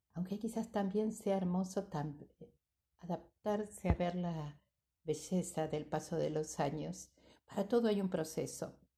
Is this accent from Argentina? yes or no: yes; Argentina; cantábamos de niños los que somos argentinos